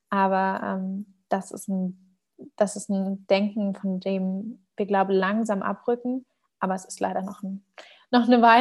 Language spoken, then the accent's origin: German; Germany; werde dann immer gefragt, woher ich denn komme. Und mir glaubt dann immer keiner, wenn ich sage, ich bin Deutsche.